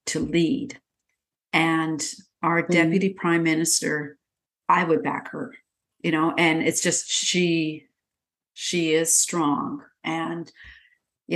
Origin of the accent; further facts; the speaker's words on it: Canada; moved away; my home country. Come on, Canada